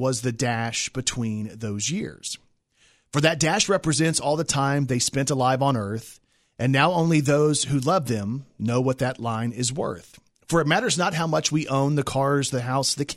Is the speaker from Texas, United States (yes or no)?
yes; Texas, United States; moved away; I lived in Texas. I'm from Texas.